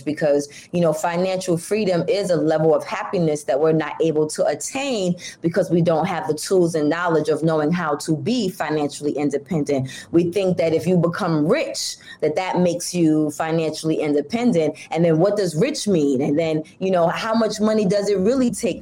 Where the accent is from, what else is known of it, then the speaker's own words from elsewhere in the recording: Brooklyn, New York, United States; moved away as an adult; now in Bronx, United States; I grew up in Brooklyn, in Bushwick